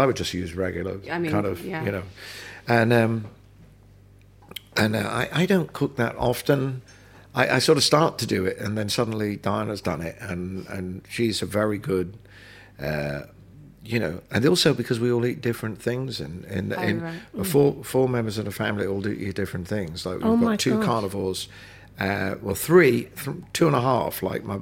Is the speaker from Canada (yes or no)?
no; London, United Kingdom; also born or lived in Birkenhead; I was born in London. I was born in St Mary's